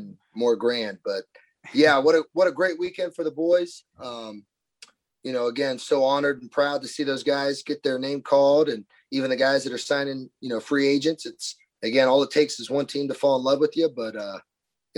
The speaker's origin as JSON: {"language": "English", "region": "Central Ohio", "country": "United States", "tie": "born or raised there", "said": "growing up in Central Ohio, my dad was the biggest Browns and Indians fan there was"}